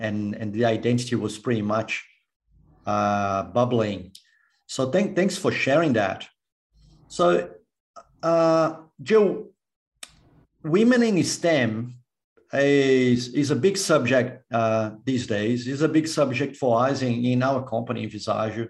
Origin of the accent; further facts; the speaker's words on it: Brazil; moved away as an adult; also born or lived in United States; now in Australia; when I was born in Brazil, I grew up in Brazil